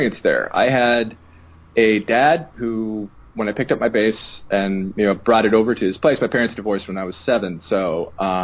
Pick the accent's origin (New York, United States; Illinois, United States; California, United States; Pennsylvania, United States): California, United States; Los Angeles; I grew up in Los Angeles